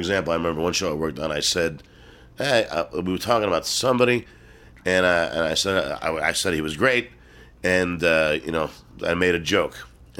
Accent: New York, United States; moved away as an adult; now in Los Angeles, United States; I never really saw racism until I moved away from New York.

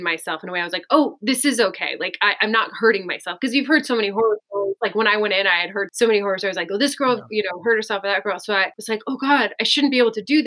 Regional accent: Connecticut, United States; I'm from Connecticut

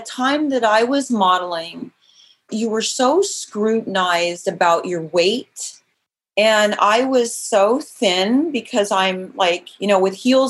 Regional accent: Idaho, United States; also born or lived in Glenns Ferry, Idaho / Mountain Home, Idaho; now in Los Angeles, United States; Actually, I was born in Los Angeles, but then my dad shipped me straight out of here to Idaho, the whole family. So we lived in Glens Ferry and Mountain Home and just a small town girl.

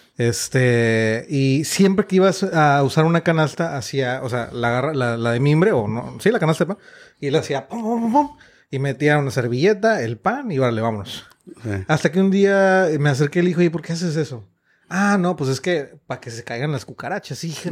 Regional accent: Mexico; somos mexicanos

